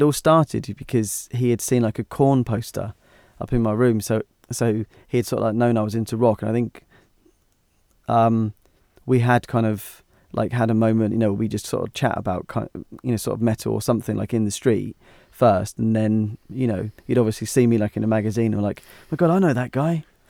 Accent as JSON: {"language": "English", "town": "Hythe", "region": "South East England", "country": "United Kingdom", "tie": "born or raised there", "said": "Because I grew up in Hythe, and there was hardly any real music."}